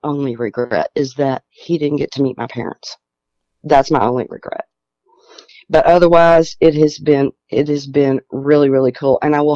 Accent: Tennessee, United States; we're from Tennessee

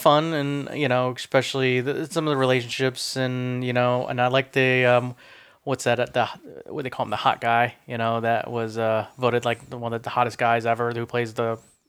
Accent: Midwest, United States; I am from the Midwest, so I sang unto my Lord through my entire childhood. So that was the way, and I grew up Protestant

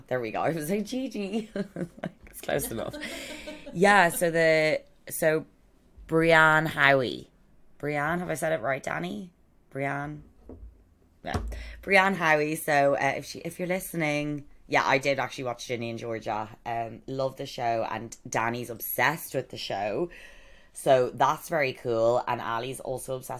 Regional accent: Ireland; I'm Irish.

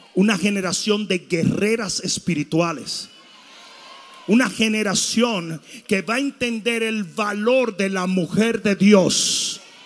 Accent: Santo Domingo, Dominican Republic; moved away; Santo Domingo se me enseñó que si un tipo se te acercaba a una careta le partiera la cara

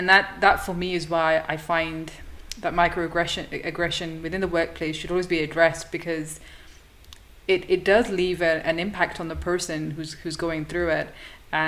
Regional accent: the north of England, United Kingdom; now in London, United Kingdom; originally from the north, moved to London.

